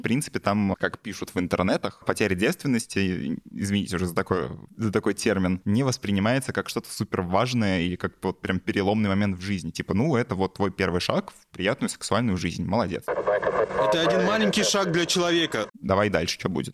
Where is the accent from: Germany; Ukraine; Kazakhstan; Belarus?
Belarus; я вот как белорус